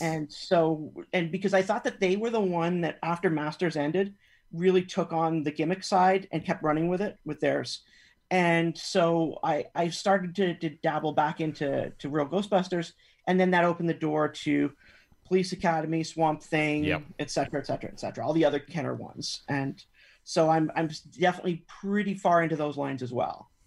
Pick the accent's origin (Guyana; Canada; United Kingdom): Canada; now in California, United States; even though I'm based in California now, that I'm originally from Canada